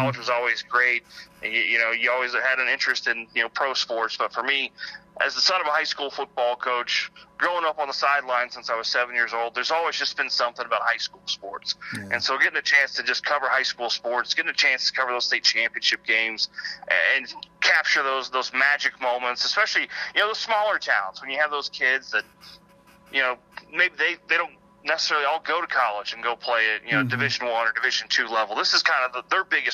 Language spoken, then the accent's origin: English; Kansas, United States; moved away; I grew up in Kansas